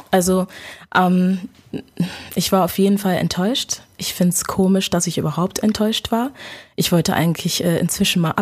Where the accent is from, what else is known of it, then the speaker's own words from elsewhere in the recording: Germany; Ähm, also meine Eltern sind aus Ghana. Ich bin äh, hier geboren in Deutschland. Ähm, schon immer hier gewesen.